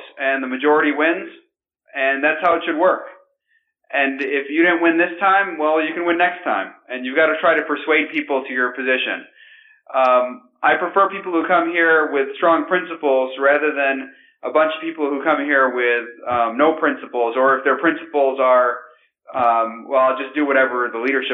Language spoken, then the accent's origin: English; Grand Rapids, Michigan, United States; I'm from Grand Rapids, Michigan.